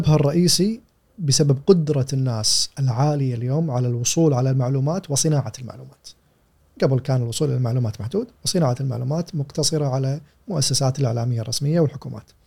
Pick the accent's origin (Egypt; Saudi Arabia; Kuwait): Kuwait; عندنا في الكويت